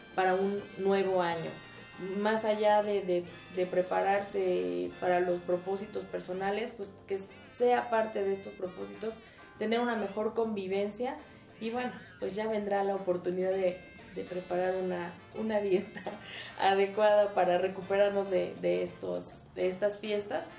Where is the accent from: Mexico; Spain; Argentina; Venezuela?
Mexico; el mantener nuestra identidad eh, familiar y como mexicanos